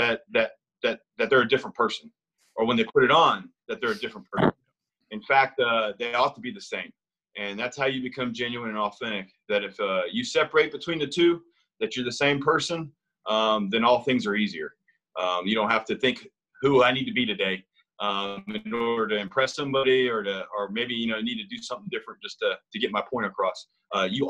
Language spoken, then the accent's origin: English; the South, United States; I'm from the South too